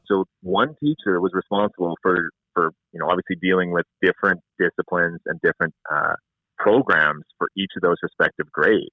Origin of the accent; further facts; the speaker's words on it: Spy Hill, Saskatchewan, Canada; moved away as an adult; also born or lived in Langenburg, Saskatchewan; now in Saskatoon, Canada; Spy Hill, Saskatchewan is actually where I was born and raised.